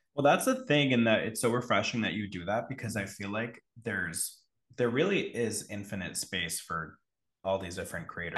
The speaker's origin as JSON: {"language": "English", "region": "Connecticut", "country": "United States", "tie": "born or raised there", "said": "I grew up in Connecticut"}